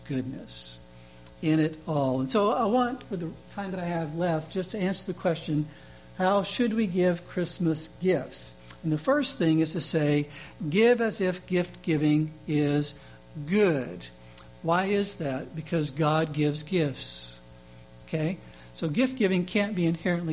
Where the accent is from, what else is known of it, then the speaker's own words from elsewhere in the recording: Louisiana, United States; Mardi Gras in my home state